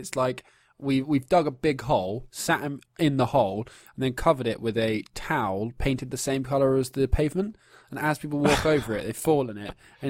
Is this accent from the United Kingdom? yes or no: yes; England, United Kingdom; Growing up in England, in middle-class England, in sort of the schools we go to, it kind of just seeps into your culture a bit.